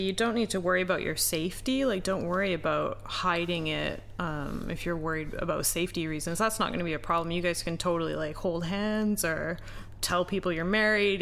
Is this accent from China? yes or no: no; Canada; now in Japan